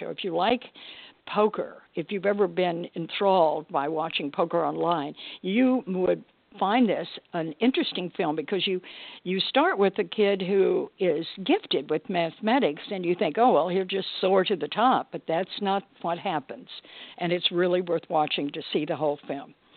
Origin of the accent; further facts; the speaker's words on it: Texas, United States; I come from Texas and I grew up in poker land down there